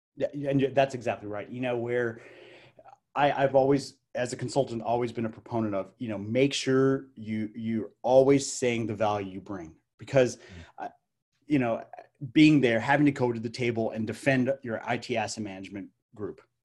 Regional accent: Albuquerque, New Mexico, United States; Albuquerque, New Mexico, which is my hometown.

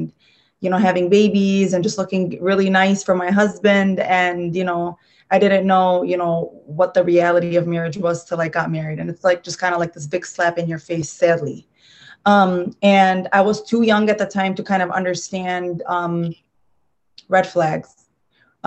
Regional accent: Dearborn, Michigan, United States; I come from Dearborn.

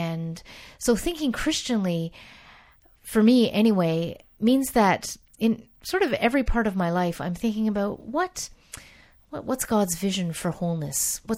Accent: Canada; I grew up in the Dutch Reformed tradition in Canada, Calvinist tradition

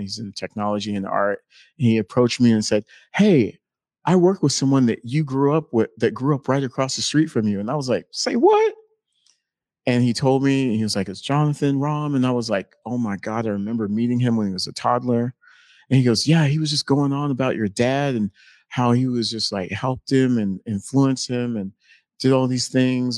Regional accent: North Carolina, United States; moved away as an adult; also born or lived in Helsinki, Finland; I'm originally from North Carolina

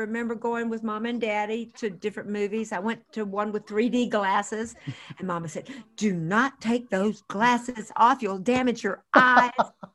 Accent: Wilmington, North Carolina, United States; I grew up in Wilmington, graduated from high school in Wilmington, North Carolina

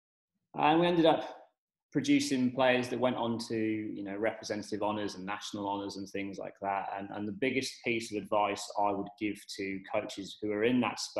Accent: England, United Kingdom; moved away as an adult; also born or lived in Oxford; now in Perth, Australia; I'm the Englishman down under working in S&C

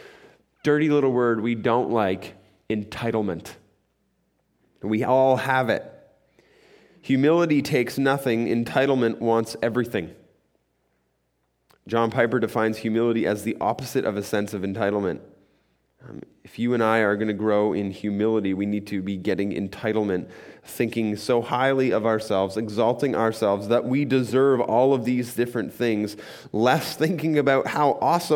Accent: Muskoka, Ontario, Canada; I grew up in Muskoka, and we heated our house by a wood stove

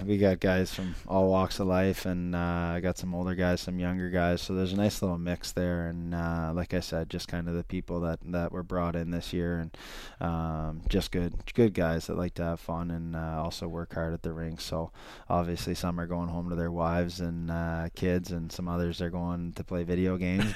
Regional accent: Ontario, Canada; I'm from Ontario

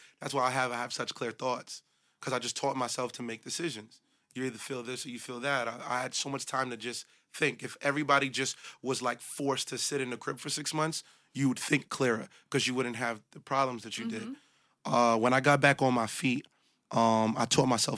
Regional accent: New York City, New York, United States; I'm from the hundreds in Canarsie, Brooklyn

